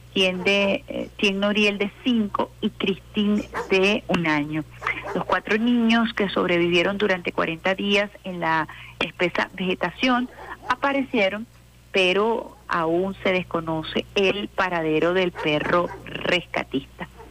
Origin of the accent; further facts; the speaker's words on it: Venezuela; como, venezolana